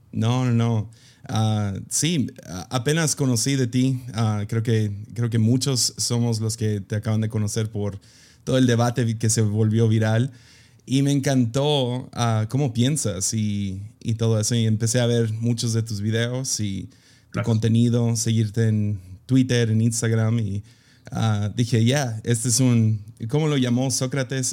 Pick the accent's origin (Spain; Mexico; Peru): Mexico; soy gringo que creció en México